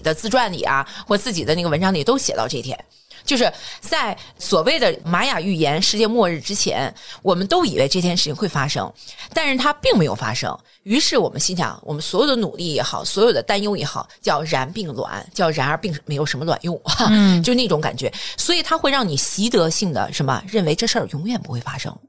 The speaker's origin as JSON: {"language": "Chinese", "town": "Jinan", "region": "Shandong", "country": "China", "tie": "born or raised there", "said": "因为我在济南上学嘛， 我出生在济南军区嘛"}